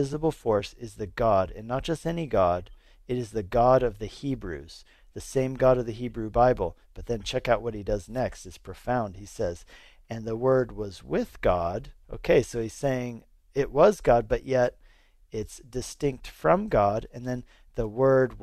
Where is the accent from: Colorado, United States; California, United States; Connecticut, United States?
Colorado, United States; moved away as an adult; also born or lived in Hungary; I grew up here in Colorado